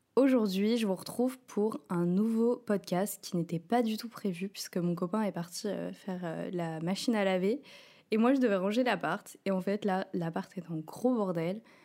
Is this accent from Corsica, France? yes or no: no; Rouen, Normandy, France; now in Paris, France; j'ai grandi avec elle à Rouen, enfin, à côté de Rouen